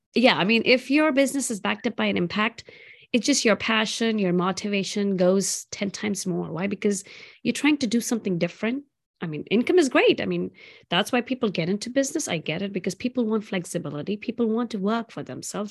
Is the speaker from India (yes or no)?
yes; South India, India; moved away; I grew up in India, in south part of India, eating on banana leaves